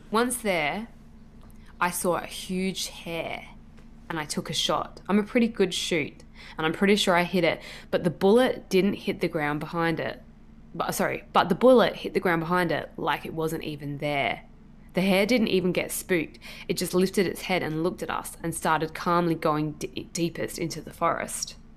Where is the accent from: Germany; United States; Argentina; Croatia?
Argentina; Buenos Aires; I'm from Buenos Aires, Argentina, and was visiting my uh, uncles and cousins in the Corrientes province.